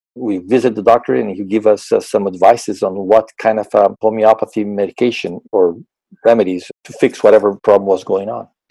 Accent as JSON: {"language": "English", "country": "Brazil", "tie": "born or raised there", "also_born_or_lived": "Arizona, United States", "moved": "as an adult", "lives_now": "Wisconsin, United States", "said": "I'm originally from Brazil, born and raised in Brazil"}